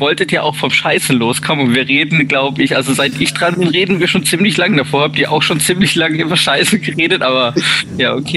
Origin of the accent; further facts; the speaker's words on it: Titisee-Neustadt, Baden-Württemberg, Germany; Ich bin aus Neustadt